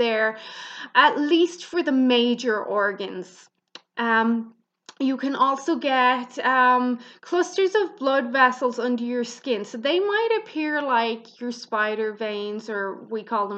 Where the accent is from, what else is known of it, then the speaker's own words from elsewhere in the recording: Ireland; I'm Irish, so I pronounce things kind of harder than Americans do.